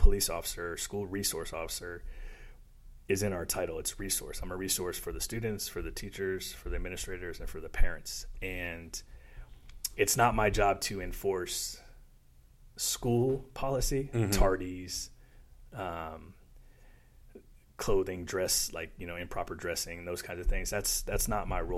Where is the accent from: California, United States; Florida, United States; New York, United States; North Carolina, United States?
Florida, United States; South; I grew up in South Florida